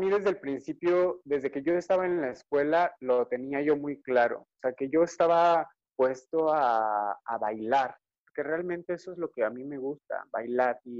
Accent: Mexico City, Mexico; ay, bueno, soy de la Ciudad de México, vivo en Puebla y pues vivo en Puebla, pero pues, no, estoy en otro, con otro tipo de moneda, estoy lejos de mi familia

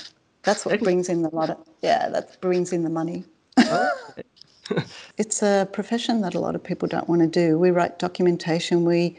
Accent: Australia; moved away as an adult; also born or lived in southern Italy; I'm originally from Australia, have Italian heritage. I've been traveling for the last 6 years and have just got back to Australia. I've been living in southern Italy for about 4 years

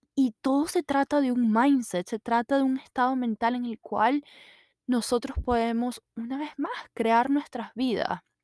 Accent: Maracaibo, Zulia, Venezuela; accent: maracucho; now in United States; yo siempre voy a seguir siendo venezolana, maracucho

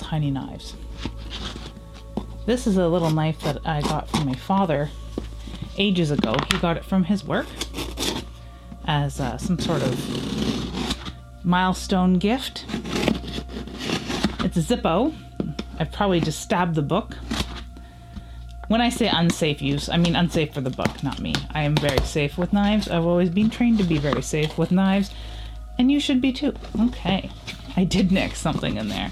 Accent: Canada; as a Canadian

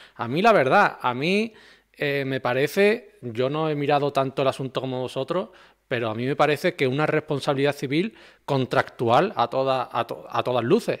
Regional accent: Andalusia, Spain; como soy de Andalucía, me expreso así

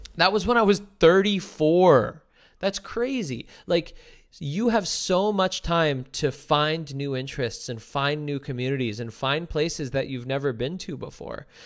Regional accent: New Jersey, United States; also born or lived in New York; now in Los Angeles, United States; growing up in New Jersey

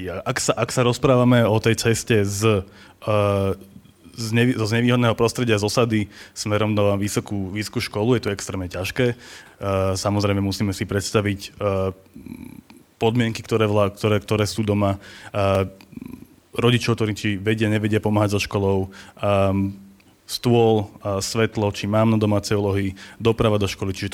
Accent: Bratislava, Bratislava Region, Slovakia; pochádzam teda zo zmiešanej rodiny a narodil som sa v Bratislave

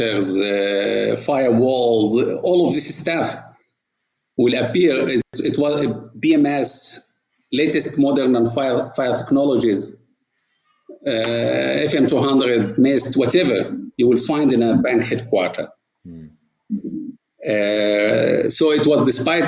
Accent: Port Said Governorate, Egypt; moved away as an adult; now in Saudi Arabia; my childhood was in Port Said, which is a city, the Suez Canal meeting the Mediterranean.

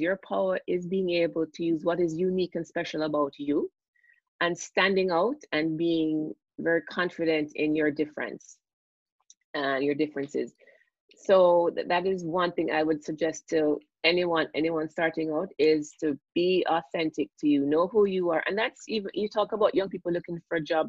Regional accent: Jamaica; moved away as an adult; also born or lived in United States; now in Toronto, Canada; I'm Jamaican and I grew up, went to school in Jamaica

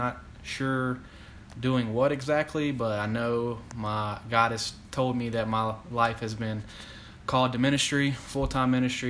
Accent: Springfield, Louisiana, United States; moved away as an adult; I'm from Louisiana, born and raised. Moved up here for college 4 years ago and decided to stay after I graduated.

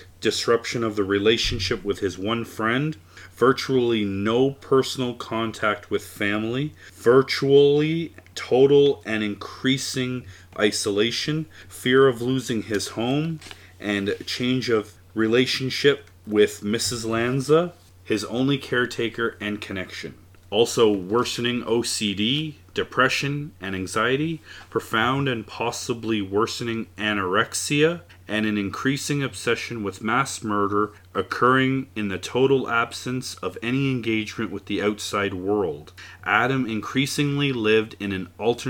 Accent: Canada; we're from Canada. This podcast is being recorded in Canada

